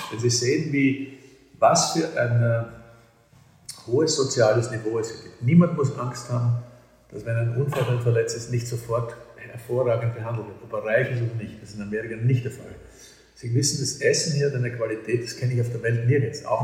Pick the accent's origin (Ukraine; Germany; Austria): Austria; Vienna; accent: Viennese; kann also wirklich ordinär Wienerisch, als ich im 10. Bezirk geredet habe richtigen Haklerbezirk, wo ich aufgewachsen bin. Und das ist meine Lieblingssprache.